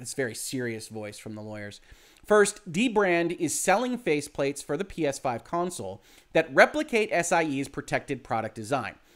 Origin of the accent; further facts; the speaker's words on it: Southeast Michigan, United States; I'm from Southeast Michigan